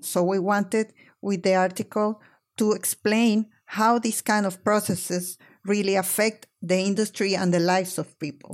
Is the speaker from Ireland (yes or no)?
no; Caracas, Capital District, Venezuela; We are from Caracas